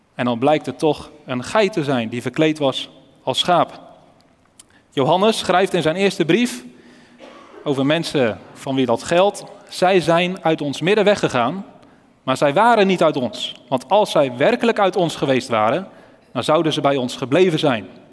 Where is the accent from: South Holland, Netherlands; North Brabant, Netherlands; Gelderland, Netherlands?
Gelderland, Netherlands; Elspeet; moved away; Ik kom zelf oorspronkelijk uit Elspeet